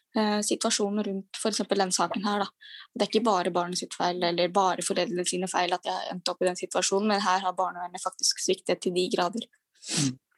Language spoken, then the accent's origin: Norwegian; Norway; Jeg har både pakistansk bakgrunn og så er jeg norsk.